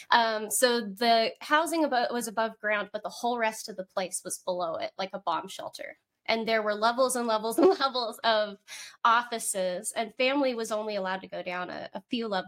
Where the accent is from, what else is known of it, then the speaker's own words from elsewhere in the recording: Moscow, Russia; also born or lived in Germany / North Carolina, United States; Okay, um, so like I said, I was born in Germany, uh, and then we moved when I was three, and I lived in North Carolina for a little bit. But then they moved us back to Moscow, Russia.